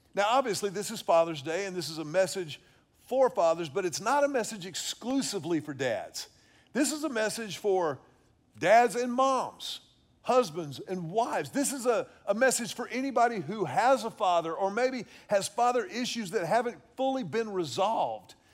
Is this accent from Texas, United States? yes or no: yes; Houston, Texas, United States; I grew up in Houston at Second Baptist Church